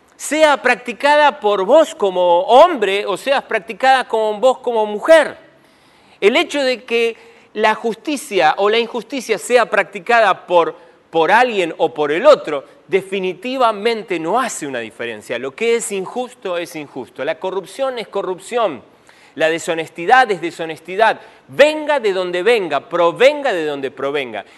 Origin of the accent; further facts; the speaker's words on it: Argentina; me puedo definir como argentino